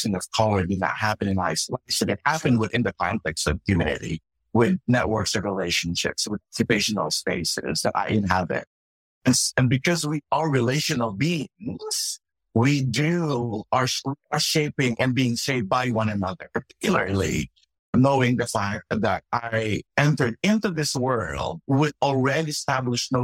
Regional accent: Philippines; moved away; I grew up in the Philippines, and I grew up in a Methodist church

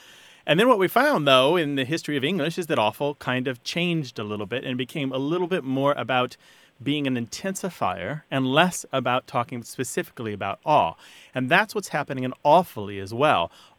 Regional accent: United States; I'm an American.

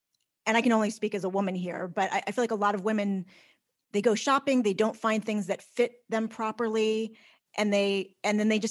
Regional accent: United States; I am from the D.C. area and still live in the D.C. area, actually.

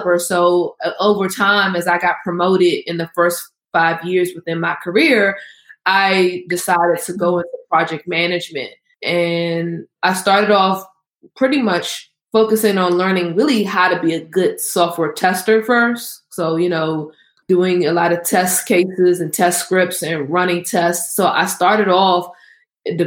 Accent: Washington, District of Columbia, United States; I am from the Washington, D.C. area.

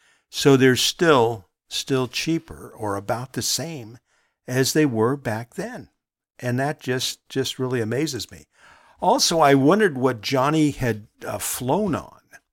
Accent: Long Beach, California, United States; my house where I grew up in Long Beach, California.

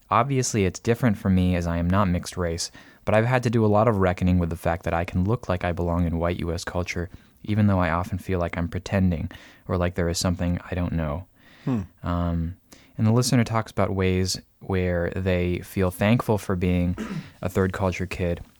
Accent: Peru; born there; The taxi driver would ask me where I was from, and I would explain that I was born in Peru, but my parents were from the US.

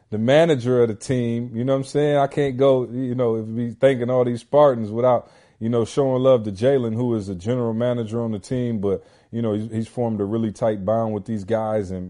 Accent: Lansing, Michigan, United States; Magic being from my hometown, Lansing, and playing at Michigan State and winning the national title.

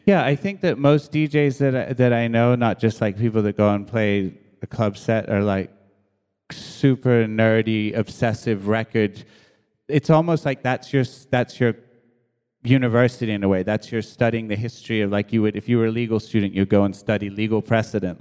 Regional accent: New York, United States; also born or lived in England; I was born in England many years ago, and, uh, and then my mom and dad, uh, my mom and dad split, and we moved to New York with my, with my mom

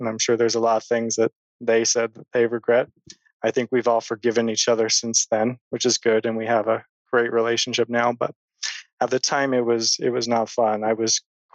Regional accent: Sandy, Utah, United States; I grew up here in Sandy, Utah.

